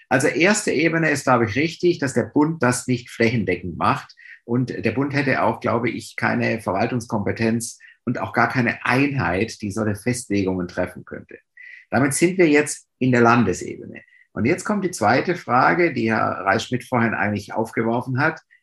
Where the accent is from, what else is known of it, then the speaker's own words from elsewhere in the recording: Ulm, Baden-Württemberg, Germany; Meine Geburtsstadt Ulm an der Donau